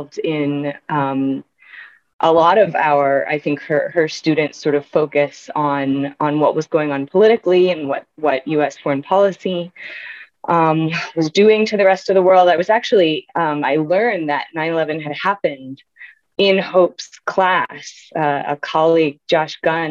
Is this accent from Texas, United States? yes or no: no; Durham, North Carolina, United States; moved away; also born or lived in New Mexico; I was born out in New Mexico, but grew up in North Carolina in Durham, and my parents are still there